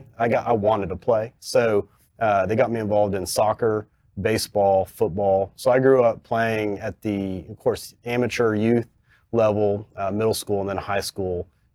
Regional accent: Fort Worth, Texas, United States; I grew up in South Fort Worth

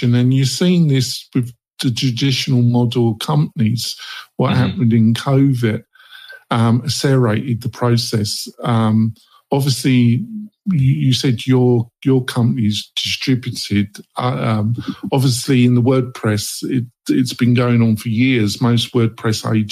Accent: England, United Kingdom; I'm from England

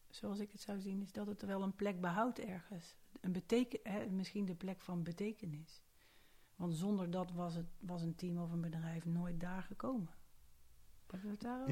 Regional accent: Haaren, North Brabant, Netherlands; moved away as an adult; now in Amsterdam, Netherlands; geboren en getogen Brabantse

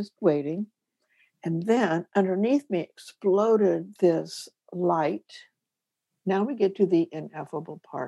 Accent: Kansas, United States; I'm from Kansas.

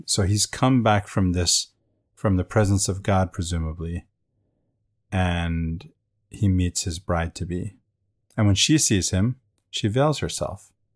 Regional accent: Venezuela; where I grew up in Venezuela.

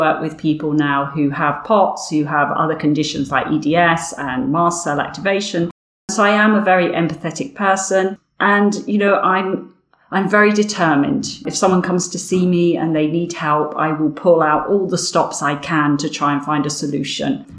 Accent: Windsor, South East England, United Kingdom; accent: Berkshire, Windsor accent; also born or lived in Wimbledon, London; now in London, United Kingdom; this accent, I guess, is a Berkshire, a Windsor accent

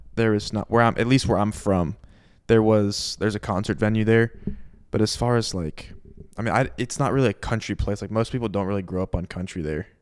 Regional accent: Southwest Florida, United States; I'm from Southwest Florida

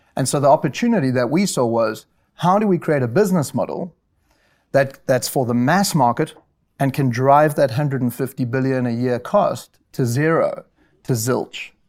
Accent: South Africa; moved away; I'm South African, and I went to the University of Rao in South Africa

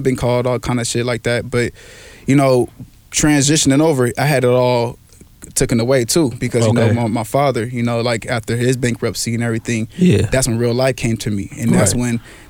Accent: Los Angeles, California, United States; Growing up, I kind of grew up all over L.A.

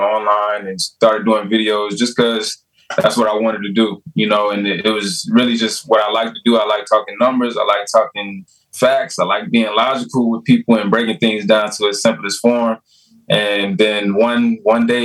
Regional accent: South Georgia, United States; moved away as an adult; also born or lived in Delaware; I'm originally from Georgia, the dirty South, South Georgia. That's where I'm from

